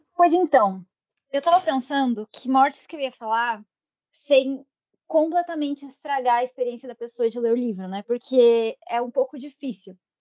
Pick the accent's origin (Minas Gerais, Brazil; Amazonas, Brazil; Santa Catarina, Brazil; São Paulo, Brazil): Santa Catarina, Brazil; eu sou de Santa Catarina